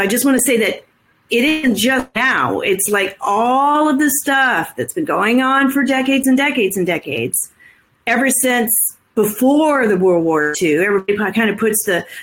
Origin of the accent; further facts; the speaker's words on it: United States; as an American white cisgendered woman of privilege